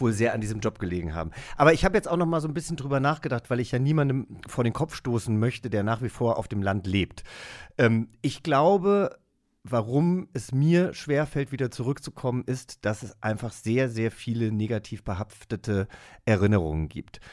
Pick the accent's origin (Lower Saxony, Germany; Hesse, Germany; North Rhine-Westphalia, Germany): Hesse, Germany; Langgöns; moved away; ich bin in Langgöns aufgewachsen. Das ist eine Großgemeinde bei Gießen ne, Unistadt kennt man, in Hessen